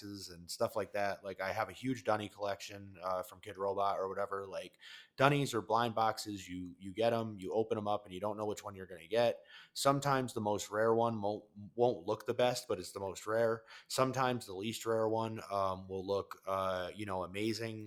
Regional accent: Colorado, United States; I'm from Colorado

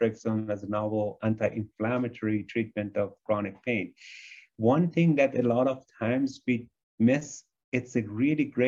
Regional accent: United States; a lot of us as American are inflamed all the time because we eat inflammatory foods.

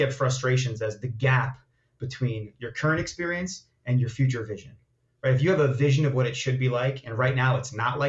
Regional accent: Long Island, New York, United States; also born or lived in Israel; I am an Israeli immigrant, moved to America, to Long Island, New York, when I was about 2.5 years old

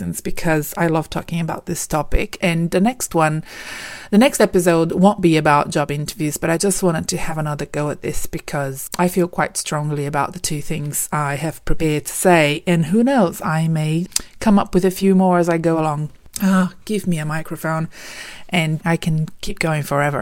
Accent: Brazil; moved away as an adult; now in Melbourne, Australia; We're originally from Brazil

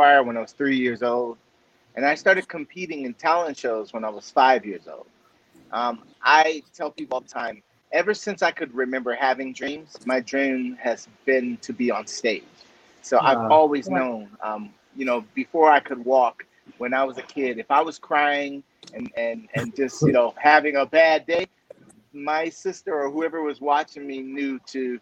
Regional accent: Southern California, United States; Three of us are, you know, born and raised in Southern California.

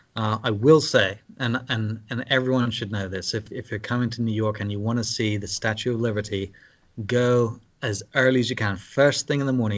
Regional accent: London, United Kingdom; moved away as an adult; also born or lived in Scotland / Cambridge / Cardiff, Wales; now in Scarsdale, United States; he took a parish in London, England, and I grew up there the majority of my life

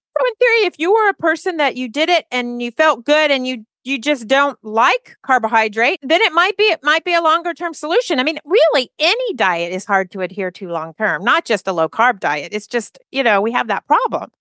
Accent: Alabama, United States; we're from Alabama.

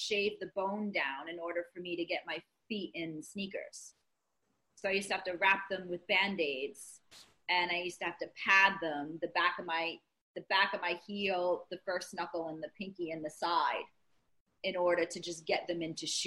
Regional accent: Rhode Island, United States; moved away as an adult; also born or lived in Baltimore; now in New Jersey, United States; I grew up in Rhode Island and where Marianne is

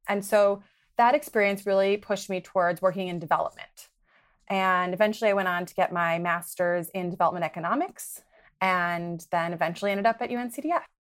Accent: Milwaukee, Wisconsin, United States; moved away as an adult; I grew up in Milwaukee, Wisconsin

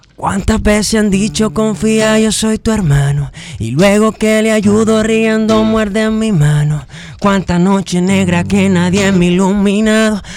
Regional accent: Los Alcarrizos, Distrito Nacional, Dominican Republic; also born or lived in Canada; Soy dominicano. De los alcarrizos

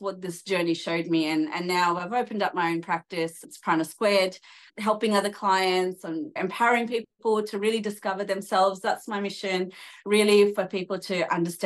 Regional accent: Australia; also born or lived in Sydney, Australia; I'm Australian, so I live in Sydney, Australia, and have an Indian background. And I was raised in a very Indian way, but I never connected to my roots.

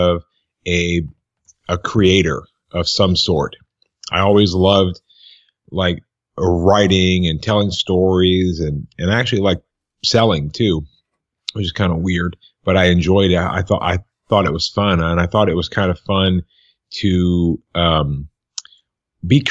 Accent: Tarpon Springs, Florida, United States; I'm actually from a small town. I call it a small town called Tarpon Springs, Florida, which is right near Tampa.

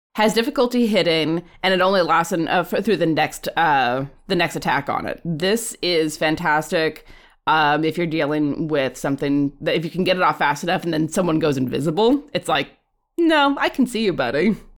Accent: Alaska, United States; I'm from Alaska

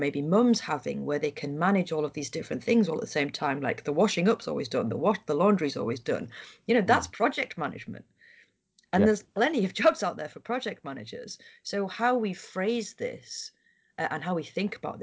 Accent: Harrogate, Yorkshire and the Humber, United Kingdom; I'm from Harrogate

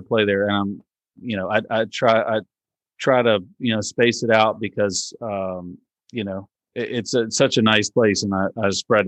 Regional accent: Richmond, Virginia, United States; we're from Richmond

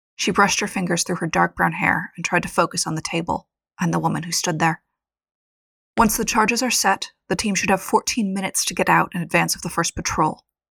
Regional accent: United States; as an American

